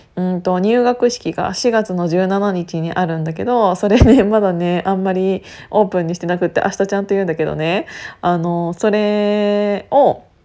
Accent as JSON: {"language": "Japanese", "region": "Gunma", "country": "Japan", "tie": "born or raised there", "said": "私あの群馬県出身"}